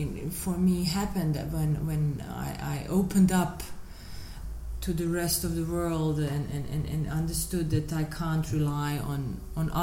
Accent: Sarajevo, Federation of Bosnia and Herzegovina, Bosnia & Herzegovina; born or raised there; also born or lived in Dubai

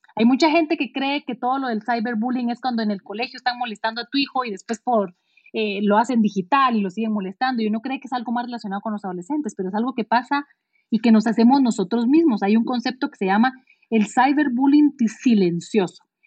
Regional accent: Guatemala; si yo había nacido en Guatemala

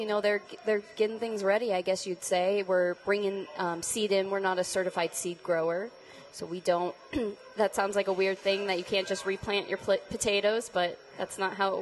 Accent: LaSalle, Colorado, United States; I grew up in LaSalle, which is 3,000 people.

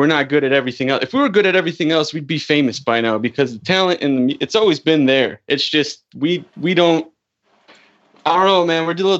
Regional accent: Chicago, Illinois, United States; I'm from Chicago

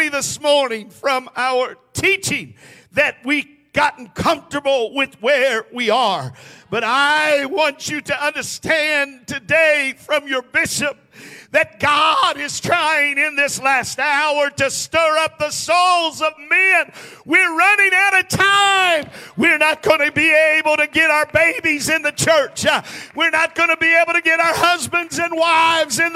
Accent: United States; we have seen a drastic change in where we live and who we are as an American people

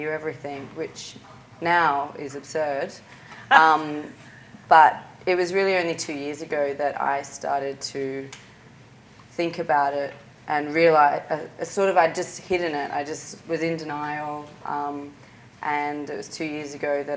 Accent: Sydney, New South Wales, Australia; I'm from Sydney

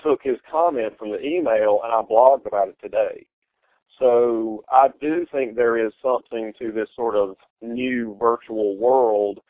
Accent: the American South, United States; that background, which is Southern

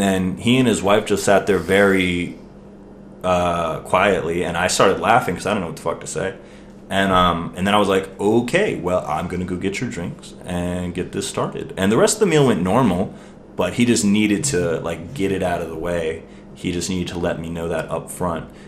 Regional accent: Maryland, United States; I was born in Maryland

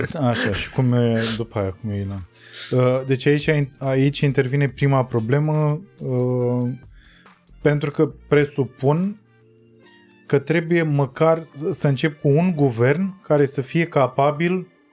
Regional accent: Romania; noi ca români și noi ca tătari

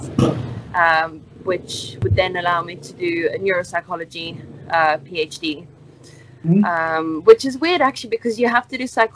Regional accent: South Africa; moved away as an adult; also born or lived in Italy; now in England, United Kingdom; I went to school in South Africa. I was born in Italy, moved to South Africa, and then I finished high school there

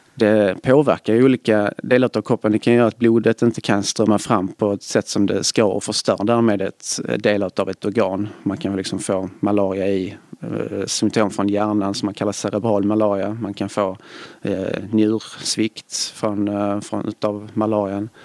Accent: Svedala, Skåne, Sweden; now in Gothenburg, Sweden; Jag kommer från eh, Svedala utanför Malmö

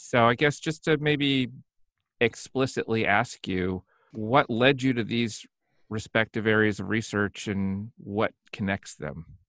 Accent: Indiana, United States; moved away as an adult; now in New York, United States; growing up in Indiana

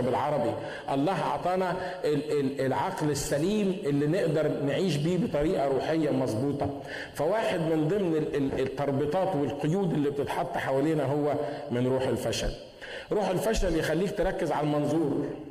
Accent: Egypt

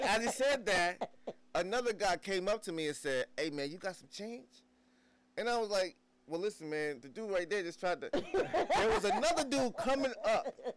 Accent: New Jersey, United States; moved away; I'm so from Jersey

